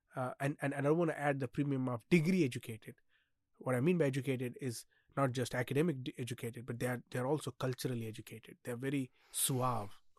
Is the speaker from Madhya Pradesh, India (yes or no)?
no; Nanded, Maharashtra, India; I come from Nanded, which is on the border